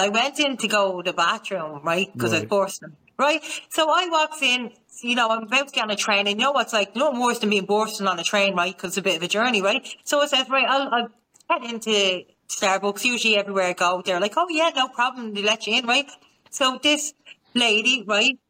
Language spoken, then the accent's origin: English; Ireland; I'm from Ireland